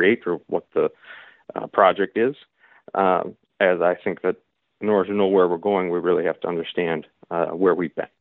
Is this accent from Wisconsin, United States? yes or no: yes; Milwaukee, Wisconsin, United States; Wisconsin Lutheran College, which is in Milwaukee, Wisconsin, where I'm a lifelong resident.